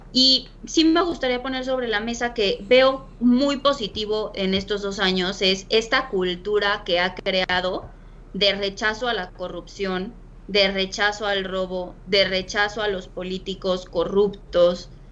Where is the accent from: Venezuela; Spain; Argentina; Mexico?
Mexico; nosotros como mexicanos